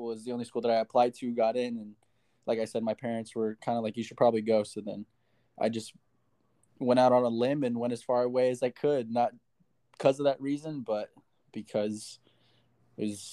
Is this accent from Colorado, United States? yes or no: yes; Denver, Colorado, United States; moved away as an adult; now in Hawaii, United States; I am originally from Denver, Colorado, born and raised.